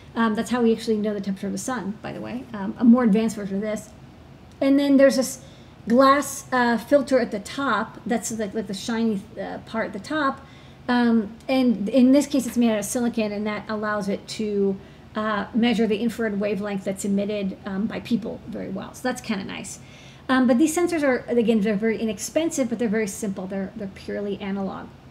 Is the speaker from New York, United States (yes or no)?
yes; New York City, New York, United States; being a New Yorker